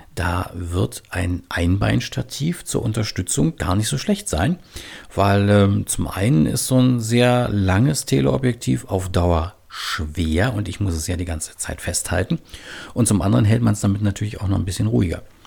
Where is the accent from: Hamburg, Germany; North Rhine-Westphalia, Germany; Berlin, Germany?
Berlin, Germany; now in Bremen, Germany; lebe in Bremen, aber ich komme eigentlich aus Berlin und manchmal hört man das auch